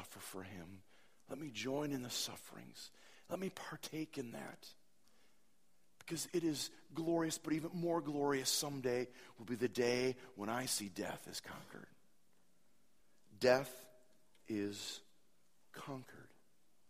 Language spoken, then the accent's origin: English; Appleton, Wisconsin, United States; Appleton, my hometown